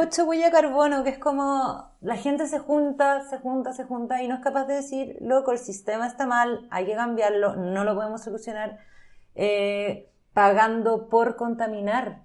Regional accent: Chile

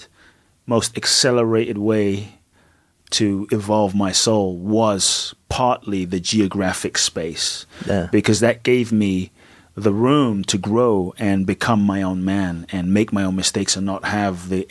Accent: London, United Kingdom; moved away as an adult; also born or lived in Ghana; now in United States; growing up in Peckham was literally like a ghetto

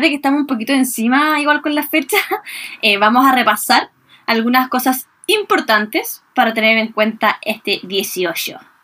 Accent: Viña del Mar, Valparaíso, Chile; nosotras que somos de Viña

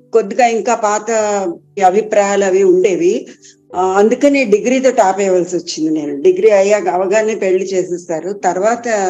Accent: Guntur, Andhra Pradesh, India; చిన్నప్పుడు గుంటూరు అని చెప్పాం కదా గుంటూరులో అన్ని కళల్లో అక్కడ ప్రోత్సాహం లభిస్తుంది సంగీతం అక్కడ చిన్నప్పుడు నేర్చుకున్నాను

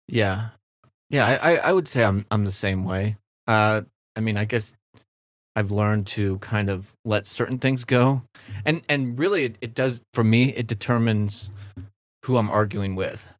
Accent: Kansas City, United States; I'm from Kansas City

